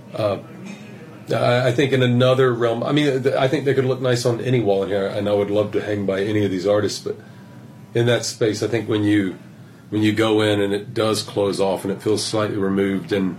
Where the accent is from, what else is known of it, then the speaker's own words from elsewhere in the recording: South Carolina, United States; moved away as an adult; also born or lived in Georgia / Atlanta / New York; I grew up in South Carolina